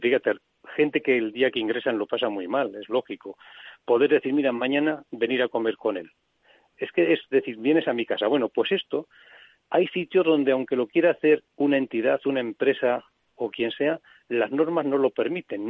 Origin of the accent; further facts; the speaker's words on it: Soria, Castile and León, Spain; yo que soy de Soria